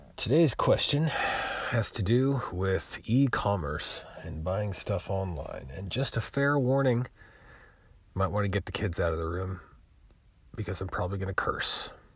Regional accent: United States; I'm American

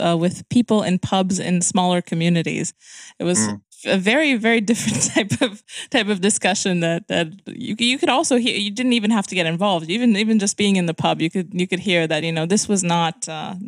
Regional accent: Romania; also born or lived in London, United Kingdom; I come from Romania

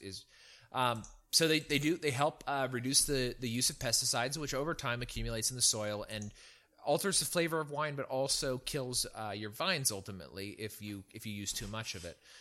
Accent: Central California, United States; moved away; also born or lived in Virginia; I grew up in Central California

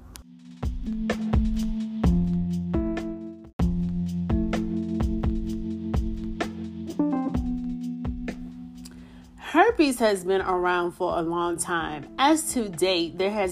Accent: New York City, New York, United States; moved away; my hometown of the Bronx, New York

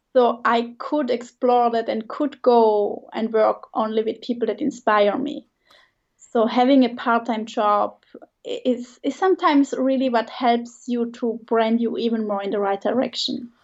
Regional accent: Switzerland; English is a second language; moved away as an adult; also born or lived in Italy; I grew up in Switzerland near the border to Germany.

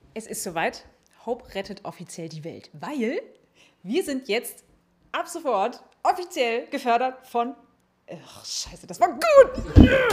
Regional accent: Mainz, Rhineland-Palatinate, Germany; Ich als Mainzer

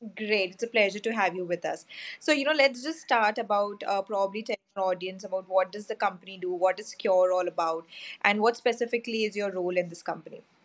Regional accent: India; I'm from India

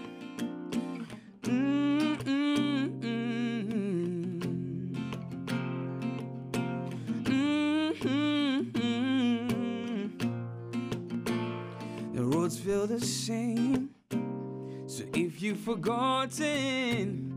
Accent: Uganda; moved away as an adult; now in United States; I'm from Uganda, and I've been in the USA now closing up to 10 years.

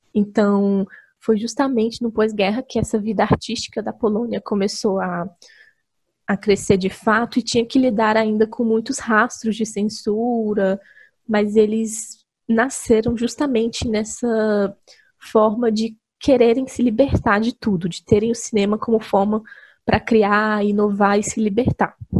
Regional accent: Brazil; a gente, como brasileiro

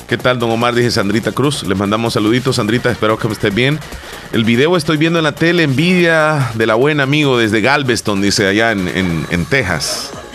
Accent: El Salvador; Si soy salvadoreño

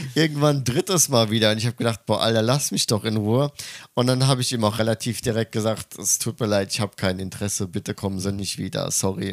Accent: Germany; moved away as an adult; now in Tokyo, Japan; ich komme aus Deutschland

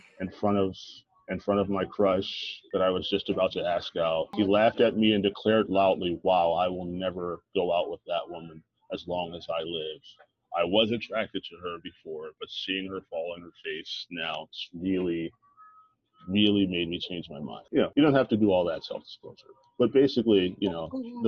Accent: Philadelphia, Pennsylvania, United States; I'm from Philly

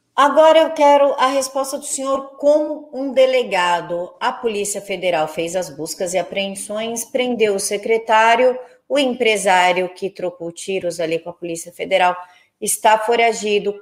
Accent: São Paulo, Brazil; eu sou de São Paulo

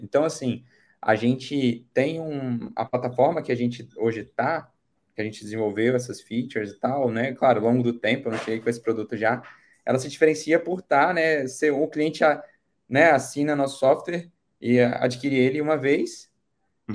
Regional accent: Brasília, Federal District, Brazil; Sou de Brasília, Distrito Federal

